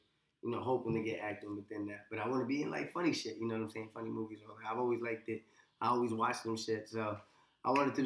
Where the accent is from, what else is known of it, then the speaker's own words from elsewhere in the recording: New Haven, Connecticut, United States; I'm in Fairhaven, but in a nice area with my mom